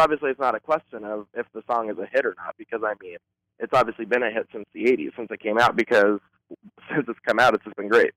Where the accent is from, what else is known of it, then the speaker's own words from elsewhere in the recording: Boulder, Colorado, United States; now in Los Angeles, United States; I'm actually originally from Boulder, Colorado